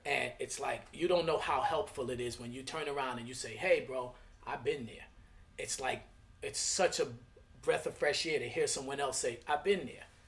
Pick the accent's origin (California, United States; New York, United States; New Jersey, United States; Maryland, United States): New York, United States; New York City; I'm from Flatbush, Brooklyn